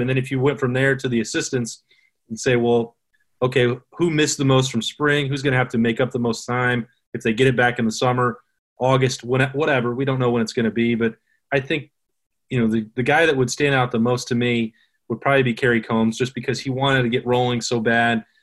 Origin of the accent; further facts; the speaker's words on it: Wyoming, United States; now in Ohio, United States; in my home state of Wyoming